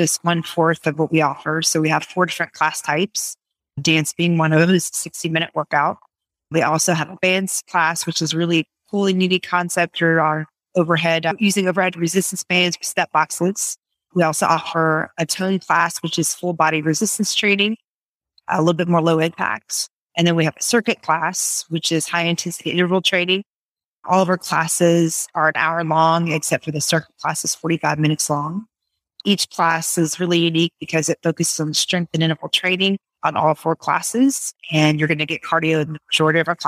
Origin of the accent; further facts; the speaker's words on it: Raleigh, North Carolina, United States; also born or lived in New York; I am from the Raleigh area. Most of my life, I moved from New York when I was 5. So I'm pretty much raised in North Carolina.